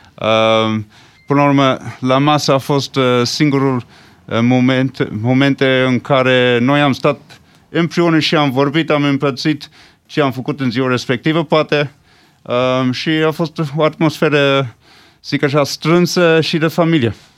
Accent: Switzerland; first language English; Romanian is a second language; now in Romania; m-am născut în Elveția

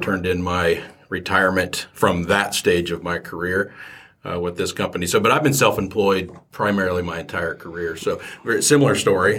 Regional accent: Muncie, Indiana, United States; moved away; muncie my hometown

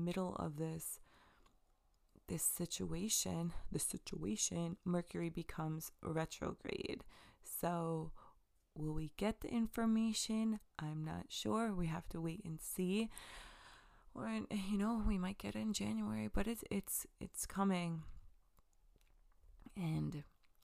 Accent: Long Island, New York, United States; I'm from Long Island

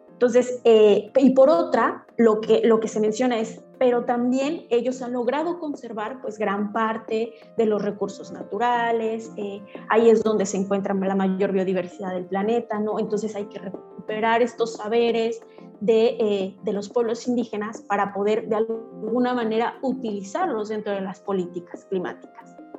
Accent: San Sebastián Tecomaxtlahuaca, Oaxaca, Mexico; yo soy mixteca, originaria de San Sebastián, Tecomaxlahuaca, Oaxaca

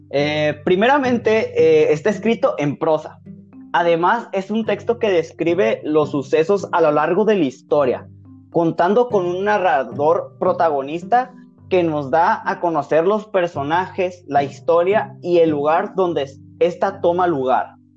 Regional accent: Sinaloa, Mexico

